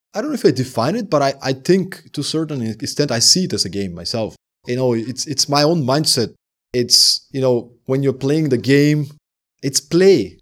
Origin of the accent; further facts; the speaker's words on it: Sliven, Sliven Province, Bulgaria; moved away as an adult; also born or lived in Denmark; living in my hometown in Bulgaria